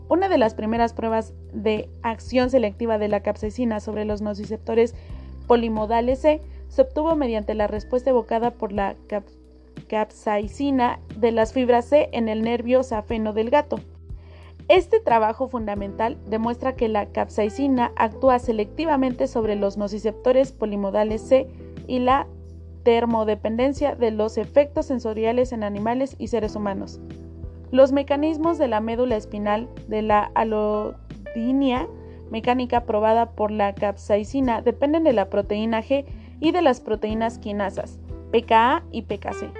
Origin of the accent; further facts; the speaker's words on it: Mexico; para nosotros como mexicanos